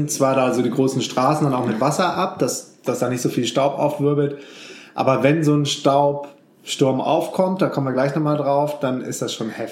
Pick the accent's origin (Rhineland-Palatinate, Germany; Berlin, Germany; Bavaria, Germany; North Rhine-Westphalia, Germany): North Rhine-Westphalia, Germany; Düsseldorf; ich bin ja in Düsseldorf groß geworden